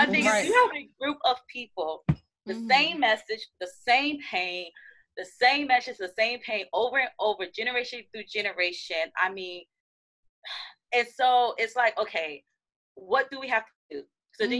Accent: United States; as an American

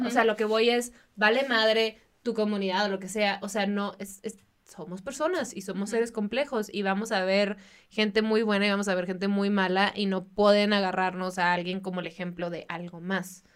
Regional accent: Baja California, Mexico; moved away; en Baja California, de donde yo soy

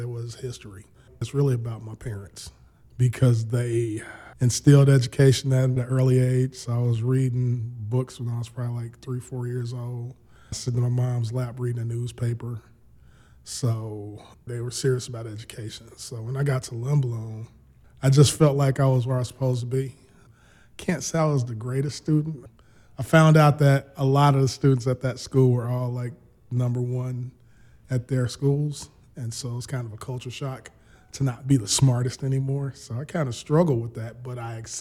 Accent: Chicago, Illinois, United States; Long-term, lifetime Chicago resident. Born and raised on the South Side

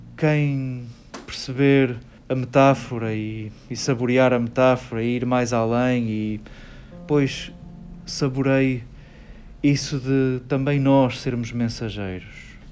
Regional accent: Portugal; somos portugueses

